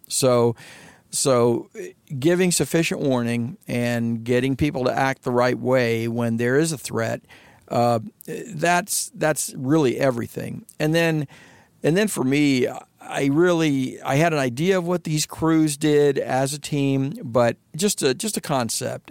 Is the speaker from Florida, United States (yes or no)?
yes; Florida, United States; Growing up in Florida, be, being educated in Florida